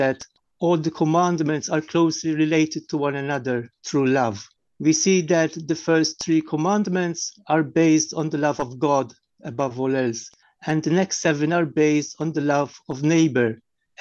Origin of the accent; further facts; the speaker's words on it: Malta; from Malta